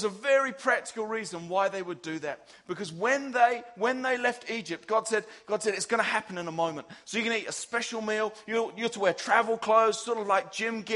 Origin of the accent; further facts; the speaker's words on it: England, United Kingdom; as an English guy